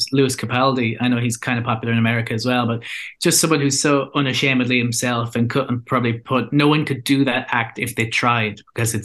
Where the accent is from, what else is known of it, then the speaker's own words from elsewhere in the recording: Ireland; our identity as Irish people